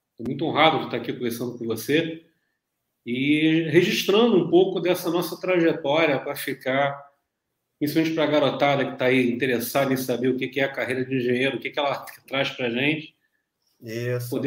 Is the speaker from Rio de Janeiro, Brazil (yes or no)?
yes; Niterói, Rio de Janeiro, Brazil; also born or lived in Rio das Ostras / Volta Redonda; Então, morei uma época em Rio das Ostras, um tempo sou de Niterói, morei um tempo em Volta Redonda.